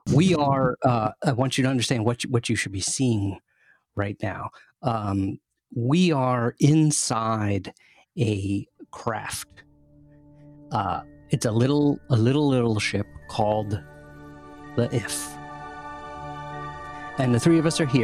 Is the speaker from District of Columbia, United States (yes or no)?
yes; Washington, District of Columbia, United States; I grew up in Washington, D.C.